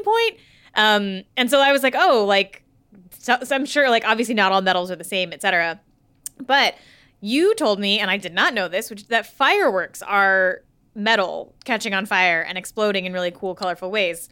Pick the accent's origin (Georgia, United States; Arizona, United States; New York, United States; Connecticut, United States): Connecticut, United States; also born or lived in California; when we moved, when I was a kid, I was born in California, We moved to Connecticut